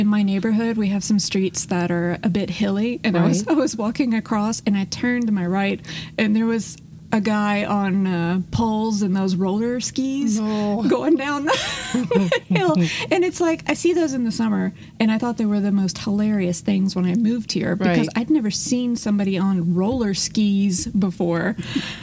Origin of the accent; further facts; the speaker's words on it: Houston, Texas, United States; I come from Houston, Texas. We have the most gorgeous sunsets.